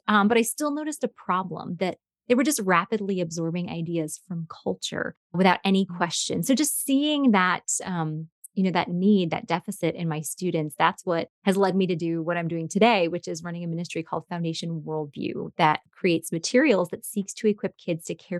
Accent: New York, United States; moved away as an adult; also born or lived in Chicago area / southern United States; now in United States (South); I'm originally from New York, grew up there, and then taught in a Christian school just outside of Chicago for a decade, and now live in the southern part of the United States.

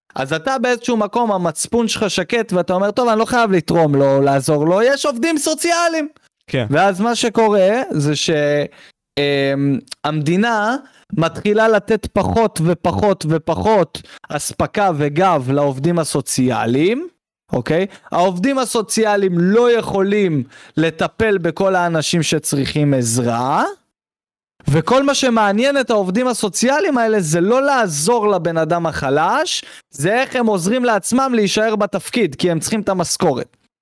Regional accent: Israel; אותנו כישראלים

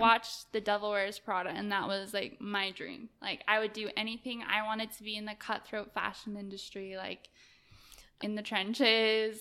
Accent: Salt Lake City, Utah, United States; I grew up in Salt Lake, and, um, I came from, I would say, like, a lower class family

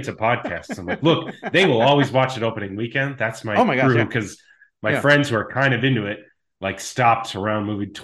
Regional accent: Chaska, Minnesota, United States; now in Oregon, United States; I grew up in Chaska, Minnesota

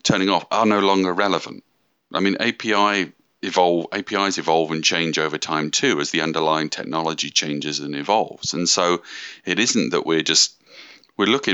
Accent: United Kingdom; moved away as an adult; now in Redmond, United States; I'm from the UK, moved out to Redmond in 2008

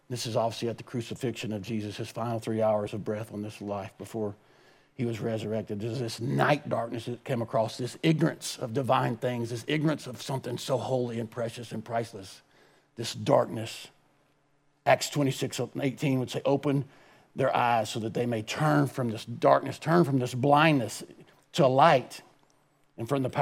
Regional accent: United States; I was born and raised in America

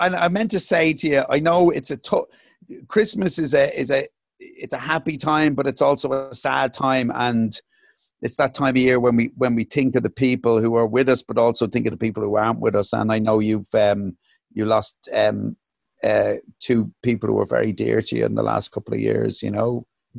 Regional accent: United Kingdom; Oh, is it? Okay. I'm a Brit, full stop.

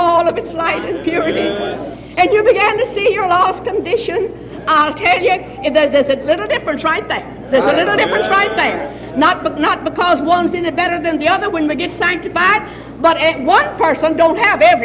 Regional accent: Texas, United States; I was raised way down in Texas

